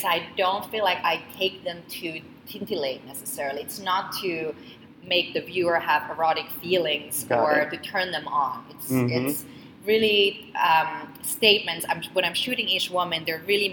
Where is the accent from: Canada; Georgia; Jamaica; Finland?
Finland; now in New York, United States; I grew up in Finland. I grew up in the land of sauna.